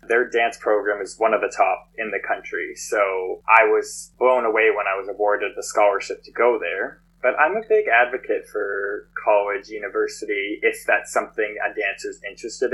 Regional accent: Canada; also born or lived in Los Angeles; I'm Canadian. And then once that expired, I had to come home

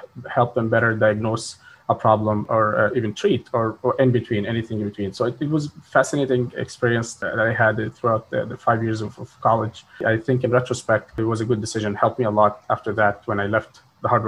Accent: Egypt; moved away as an adult; now in United States; I'm originally from Egypt. I finished my high school

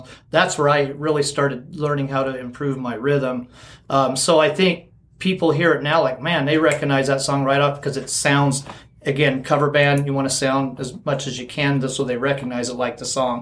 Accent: Kellogg, Idaho, United States; born and raised. Yep. Graduated way back in 1990, Kellogg

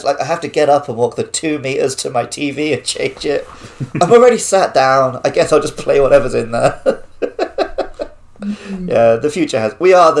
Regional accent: Wells, South West England, United Kingdom; now in Japan; where we would rent movies in my hometown. Because I lived literally in the smallest city in England. It's where Hot Fuzz was filmed.

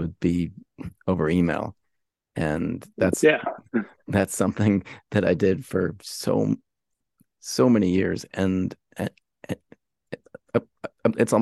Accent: Pennsylvania, United States; we're both from Pennsylvania.

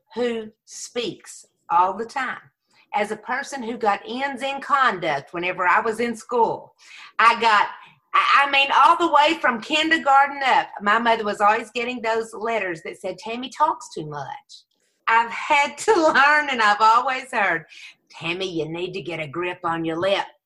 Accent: Texas, United States; Texas raised, Jesus saved

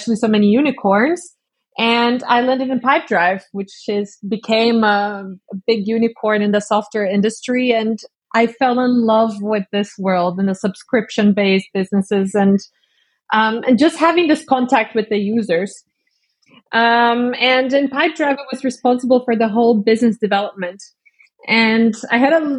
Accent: Brazil; also born or lived in Estonia; now in Munich, Germany; I'm currently in Munich in Germany. But I'm from Brazil originally.

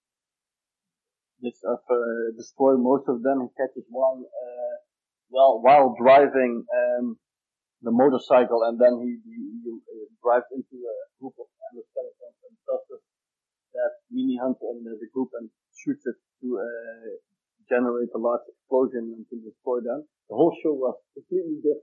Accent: Netherlands; We're from the Netherlands

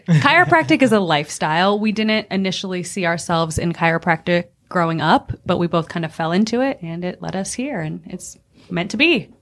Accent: Akron, Ohio, United States; now in Greenville, United States; I'm originally from Akron, Ohio.

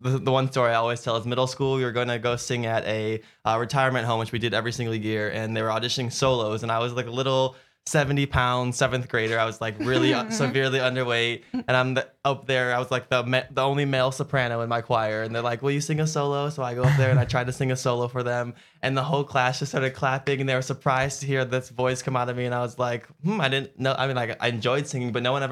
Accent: Chicago, Illinois, United States; moved away as an adult; now in Los Angeles, United States; originally we're both from Chicago, and that's where we met as well

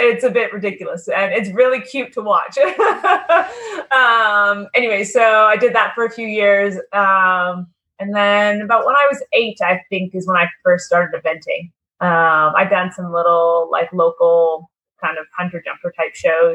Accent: Merritt, British Columbia, Canada; moved away as an adult; now in United States; my parents used to live, they were both grew up in Vancouver and moved to Merritt, which is a small little

